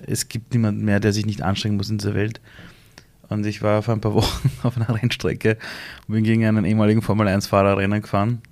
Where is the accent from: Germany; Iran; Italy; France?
Iran; moved away; in meinem Heimatland Iran